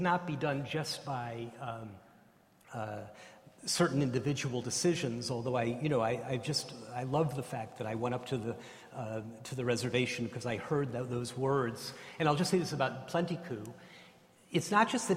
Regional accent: United States; I'm an American, I'm not an Australian

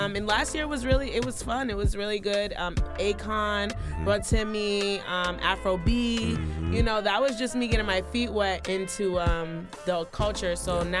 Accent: Boston, Massachusetts, United States; growing up in Boston and Cambridge and being from Massachusetts, you know, there's a lot of Caribbean and African representation on the East Coast.

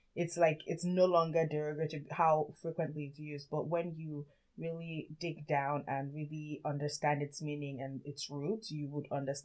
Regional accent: Nigeria; now in United States; I grew up in Nigeria

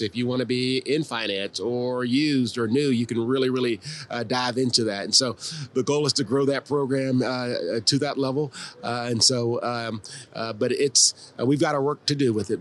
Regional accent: Columbia, South Carolina, United States; moved away as an adult; also born or lived in Florida / Baltimore; I'm originally from Columbia, South Carolina

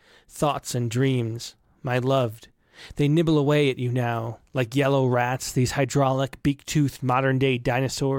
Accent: Rochester, United States; my hometown of Rochester

